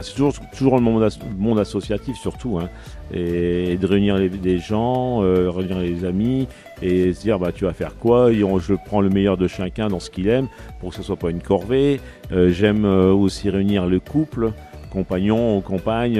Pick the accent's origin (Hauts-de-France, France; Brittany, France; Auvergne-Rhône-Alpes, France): Hauts-de-France, France; Picardy; je suis de la Picardie